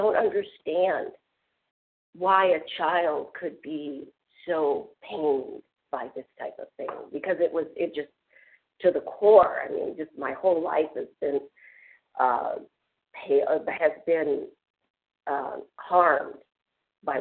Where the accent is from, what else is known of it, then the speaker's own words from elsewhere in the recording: Biloxi, Mississippi, United States; when I was in the seventh grade in Biloxi, Mississippi